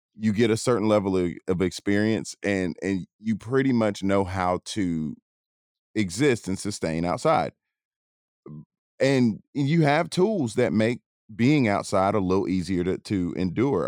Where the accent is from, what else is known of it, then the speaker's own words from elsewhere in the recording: Atlanta, Georgia, United States; I grew up in Atlanta